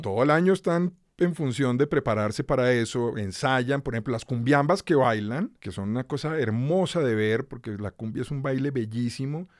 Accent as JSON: {"language": "Spanish", "region": "Bogotá", "country": "Colombia", "tie": "born or raised there", "also_born_or_lived": "Cali", "said": "Yo crecí en Bogotá. Yo nací en Cali, pero me vine a vivir a Bogotá con un año, dos años de recién nacido y aquí crecí, digamos."}